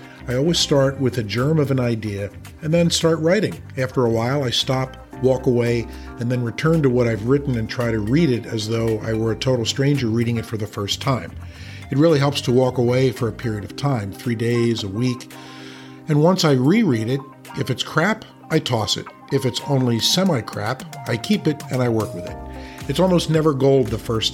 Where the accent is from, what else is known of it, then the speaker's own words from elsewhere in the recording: Philadelphia, Pennsylvania, United States; moved away; my hometown, Philadelphia